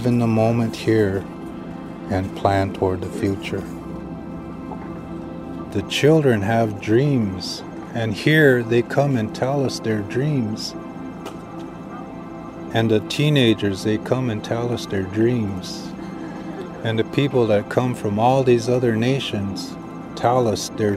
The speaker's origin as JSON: {"language": "English", "country": "United States", "said": "I'm a Standing Rock Lakota."}